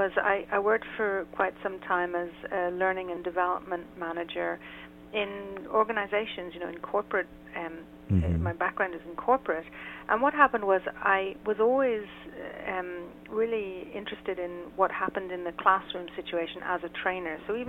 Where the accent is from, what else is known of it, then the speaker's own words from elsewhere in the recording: Ireland; now in Israel; I'm based in Israel. Uh-huh. I'm originally from Ireland, so I'm quite an international, certainly an international sound.